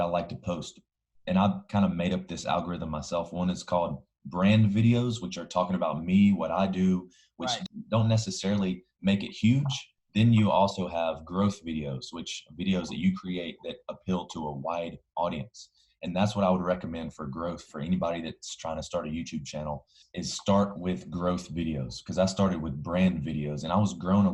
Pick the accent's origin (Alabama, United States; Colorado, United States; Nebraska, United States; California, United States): Alabama, United States; moved away as an adult; I'm originally from Alabama, if you can't already tell from the accent.